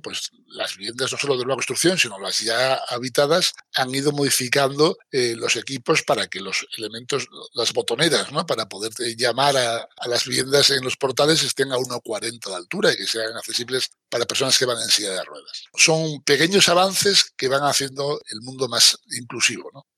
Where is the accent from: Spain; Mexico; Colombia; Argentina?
Spain; Asturias; yo soy asturiano